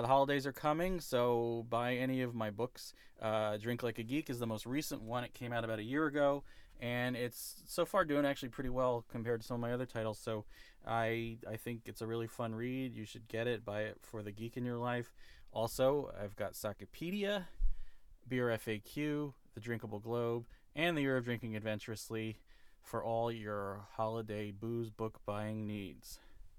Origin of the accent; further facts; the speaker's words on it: New Jersey, United States; we're both from New Jersey